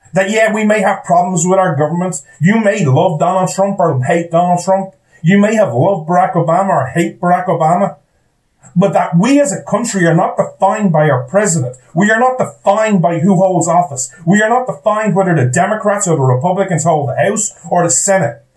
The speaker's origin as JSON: {"language": "English", "country": "Ireland", "said": "I'm an Irish guy"}